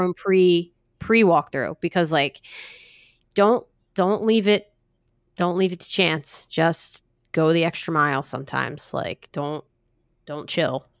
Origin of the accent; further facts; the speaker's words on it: New Jersey, United States; I'm from New Jersey